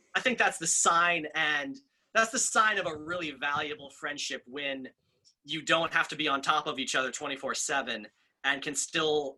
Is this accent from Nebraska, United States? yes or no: yes; Lincoln, Nebraska, United States; moved away as an adult; also born or lived in New York City; now in New York, United States; I am from Lincoln, Nebraska, the good life, the great state in all of America